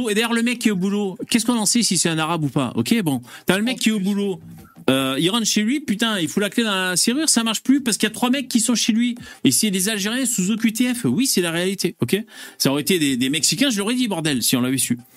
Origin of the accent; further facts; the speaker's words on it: France; born there; non je suis français, né en France et d'origine algérienne.